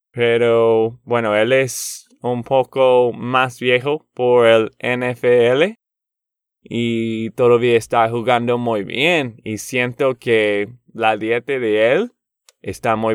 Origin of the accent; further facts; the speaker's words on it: Boston, Massachusetts, United States; Spanish is a second language; soy de Boston y a mí me encantan los Patriots, lo siento.